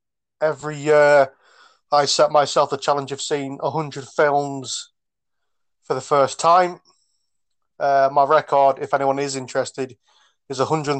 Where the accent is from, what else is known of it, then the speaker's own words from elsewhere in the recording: County Durham, North East England, United Kingdom; I am originally from the northeast of England. However, I am not from Newcastle. I am from a small factory town in County Durham.